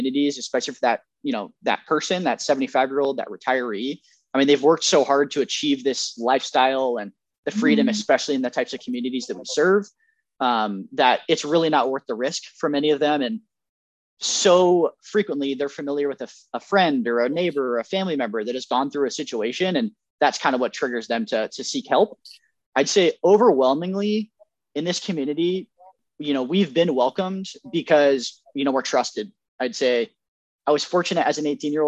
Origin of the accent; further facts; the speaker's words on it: Roseville, California, United States; I grew up in Roseville